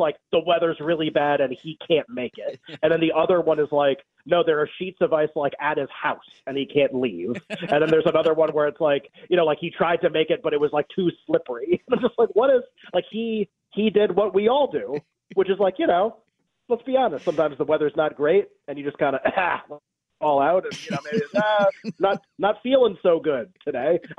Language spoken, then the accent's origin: English; New England, United States; also born or lived in Wisconsin; I was born in Wisconsin, but when I was very young, we moved to New England.